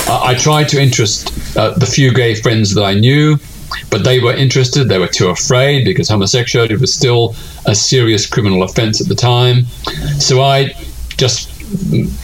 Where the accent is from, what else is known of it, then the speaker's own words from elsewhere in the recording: Melbourne, Victoria, Australia; I was living in my hometown of Melbourne, Australia